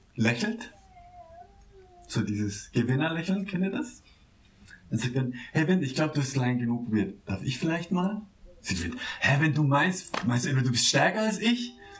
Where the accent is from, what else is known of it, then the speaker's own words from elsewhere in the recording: Baden-Württemberg, Germany; now in Berlin, Germany; meinem Heimatdorf äh, im Nordbadischen